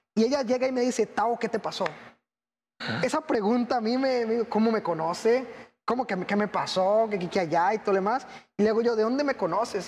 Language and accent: Spanish; Costa Rica; soy de Costa Rica, aquí nomás, unos cinco países para abajo